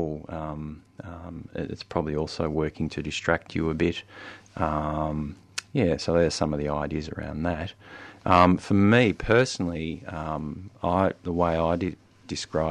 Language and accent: English; Albury, New South Wales, Australia; also born or lived in Wodonga, Victoria; now in Melbourne, Australia; I grew up in Albury, Wodonga